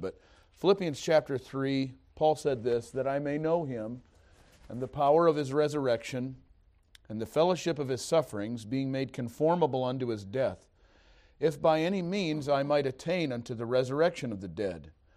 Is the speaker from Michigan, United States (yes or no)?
yes; East Detroit, Michigan, United States; moved away; also born or lived in Missouri; I was born and raised in East Detroit, Michigan